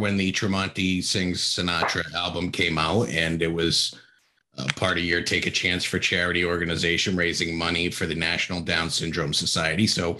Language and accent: English; New England, United States; as someone from New England